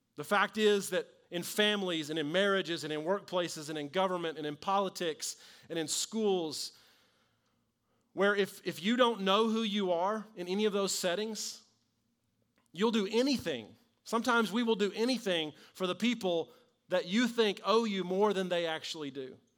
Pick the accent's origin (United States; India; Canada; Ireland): United States; we as American Christians